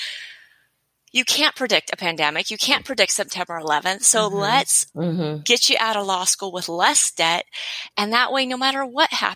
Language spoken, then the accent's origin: English; Los Angeles, California, United States; I am from